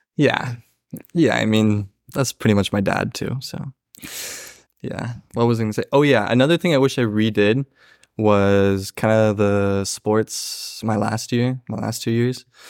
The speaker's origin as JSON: {"language": "English", "town": "Springfield", "region": "Oregon", "country": "United States", "tie": "born or raised there", "said": "I grew up in Springfield Third Ward. I went to Thurston High School"}